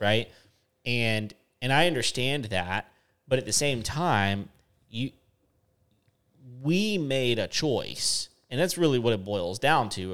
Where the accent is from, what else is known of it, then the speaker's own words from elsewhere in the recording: West Texas, United States; moved away; I grew up in West Texas